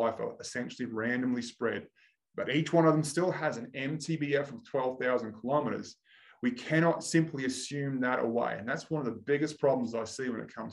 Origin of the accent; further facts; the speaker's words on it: Australia; I'm Australian